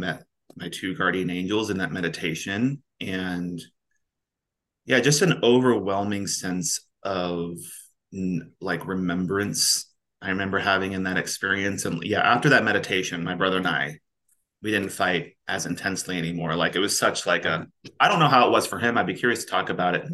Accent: Kansas, United States; also born or lived in Southern California; now in Kansas City, United States; We moved to Kansas when I was probably six. Super small town, like 800 people and like 30 cows

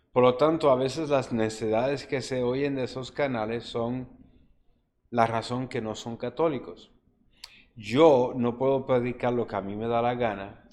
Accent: Juncos, Puerto Rico; en mi pueblo se hacía unos novenarios

